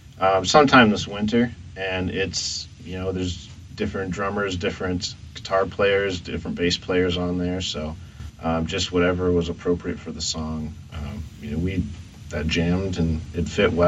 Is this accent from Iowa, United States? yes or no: yes; Dubuque, Iowa, United States; also born or lived in Florida; I was actually born in Florida, and then I was raised part of my childhood in Dubuque, but I bounced around a little bit too, so.